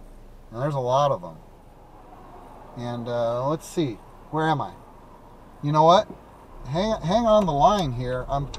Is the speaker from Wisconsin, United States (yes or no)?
yes; Wisconsin, United States; That's what we used to do growing up in Wisconsin, exactly.